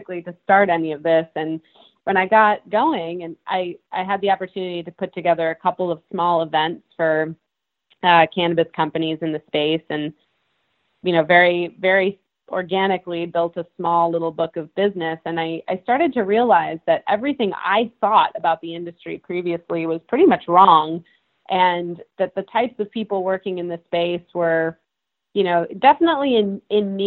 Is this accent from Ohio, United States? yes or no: no; Massachusetts, United States; I grew up in Massachusetts